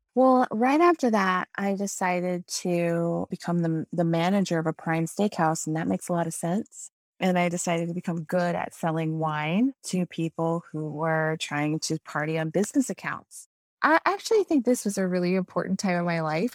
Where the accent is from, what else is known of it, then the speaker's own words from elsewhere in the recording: San Antonio, Texas, United States; also born or lived in Waxahachie, Texas; my hometown of San Antonio